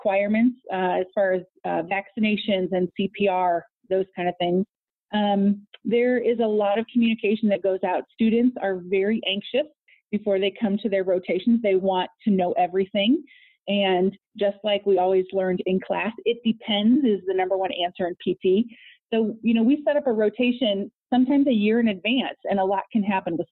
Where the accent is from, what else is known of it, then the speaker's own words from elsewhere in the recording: Peoria, Illinois, United States; also born or lived in Los Angeles; I am from Peoria